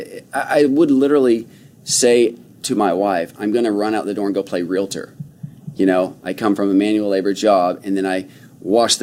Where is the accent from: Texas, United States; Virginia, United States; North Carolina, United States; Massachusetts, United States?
Texas, United States; Dallas–Fort Worth area; also born or lived in Grapevine, Texas / Euless, Texas; I grew up in Northwestern Hills, and then I moved to Grapevine and Euless